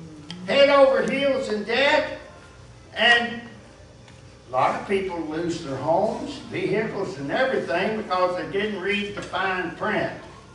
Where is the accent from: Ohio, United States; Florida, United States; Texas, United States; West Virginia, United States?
West Virginia, United States; When I was a boy growing up in West Virginia